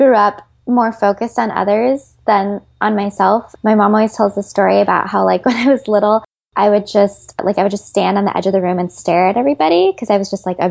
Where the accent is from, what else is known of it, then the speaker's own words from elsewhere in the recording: Chicago, Illinois, United States; moved away as an adult; now in Los Angeles, United States; I'm originally from Chicago, which I'm very proud